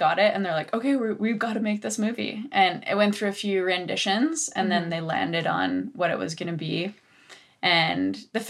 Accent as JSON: {"language": "English", "town": "Rossland", "region": "British Columbia", "country": "Canada", "tie": "born or raised there", "also_born_or_lived": "Revelstoke, British Columbia", "said": "So I grew up in Rosslyn, B.C., I currently now live in Revelstoke"}